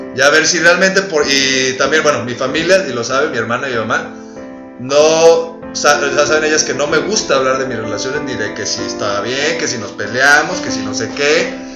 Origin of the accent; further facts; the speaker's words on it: Mexico; como los mexicanos